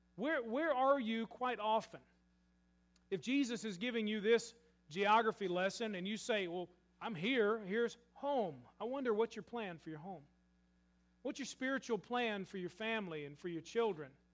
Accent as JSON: {"language": "English", "town": "Murray", "region": "Kentucky", "country": "United States", "tie": "born or raised there", "said": "I grew up in Murray, Kentucky"}